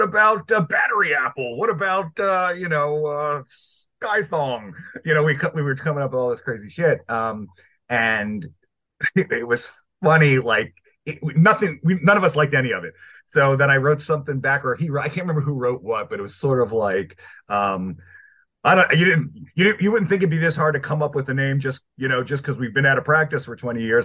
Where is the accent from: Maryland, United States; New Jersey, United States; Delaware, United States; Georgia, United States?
Maryland, United States; also born or lived in Brooklyn, New York; I'm from Brooklyn, New York originally. I was pretty young when we moved out of there, so I'm really I've been living in Maryland uh, since like ten years